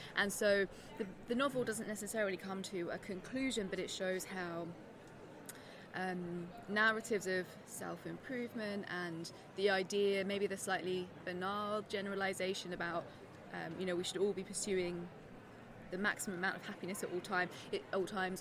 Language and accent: English; South East England, United Kingdom; moved away as an adult; also born or lived in Nottingham, United Kingdom; now in Denmark; I'm from England, from the southeast of England. Um, which is where I grew up.